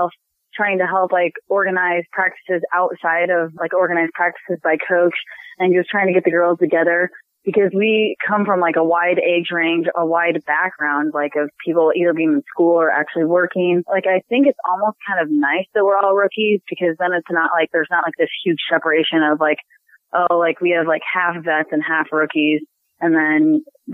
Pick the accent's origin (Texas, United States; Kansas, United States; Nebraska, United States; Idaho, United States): Nebraska, United States; Omaha; moved away as an adult; also born or lived in Tampa; I now live back in Omaha because it's my hometown